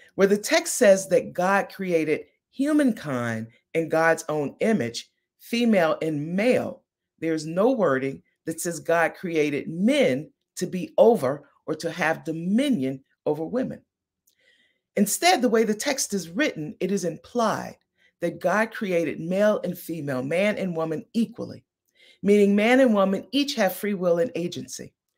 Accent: Chicago, Illinois, United States; I am originally from Chicago. I am a diehard, lifetime, always uh, loyal, forever loyal Midwestern Chicago kind of girl.

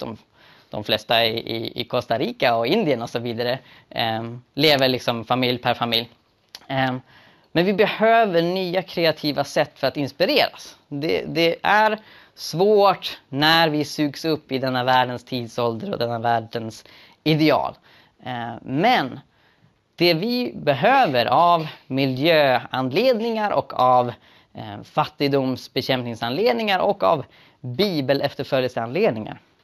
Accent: Sweden; den levnadsstandard vi har i Sverige

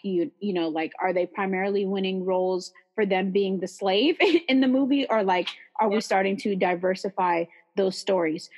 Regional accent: San Leandro, California, United States; I'm from the Bay Area um, right next to Oakland, San Leandro

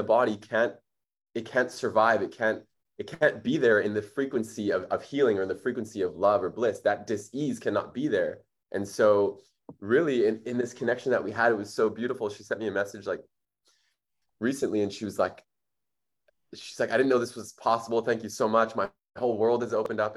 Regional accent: Winnipeg, Manitoba, Canada; now in Bali, Indonesia; I was raised in Winnipeg. It's like the third coldest city in the world

